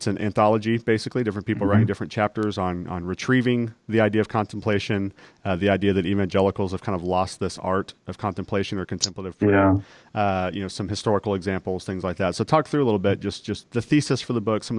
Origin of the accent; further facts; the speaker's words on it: Texas, United States; accent: Texas; When I was in junior high, I intentionally got rid of my Texas accent as much as possible because I thought it made me sound dumb. But sure. I can't take the Texas out of the boy, you know.